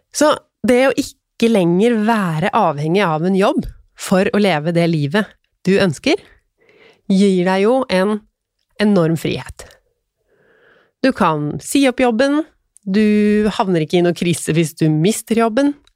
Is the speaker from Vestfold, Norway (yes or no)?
yes; Tønsberg, Vestfold, Norway; moved away; jeg er jo fra Tønsberg.